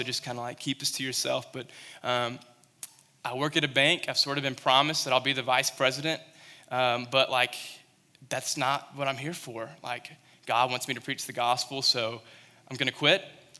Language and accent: English; Kentucky, United States; I remember when I was in Western Kentucky, I came from Kentucky